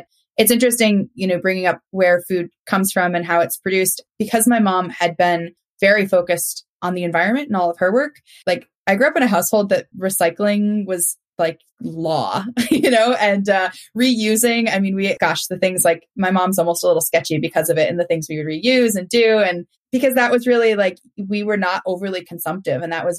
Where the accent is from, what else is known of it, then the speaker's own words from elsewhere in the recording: Indiana, United States; like where I grew up in Indiana, pigs freeze to death at night if you don't enclose them in a barn.